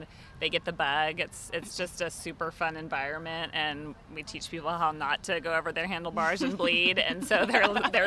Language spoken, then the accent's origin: English; Austin, Texas, United States; my hometown, Austin, Texas